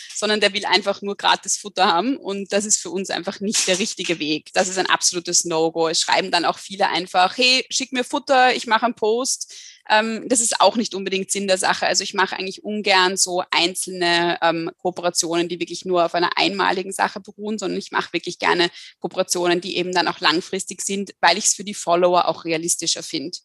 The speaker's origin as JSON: {"language": "German", "country": "Austria", "said": "hier bei uns in Österreich"}